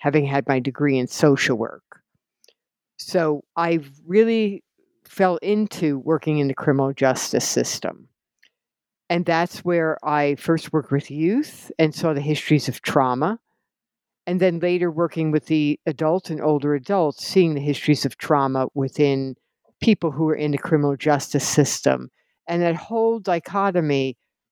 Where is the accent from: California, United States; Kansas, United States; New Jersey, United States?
New Jersey, United States; I grew up in New Jersey in an Italian-American family